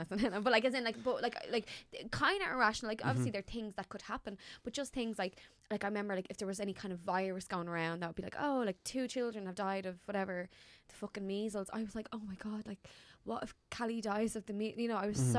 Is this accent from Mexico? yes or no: no; Dublin, Leinster, Ireland; because I'm from East Wall and there'd be a lot of joyriders